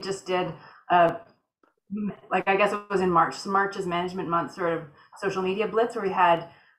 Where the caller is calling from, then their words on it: British Columbia, Canada; I'm coming from Northern British Columbia, Canada.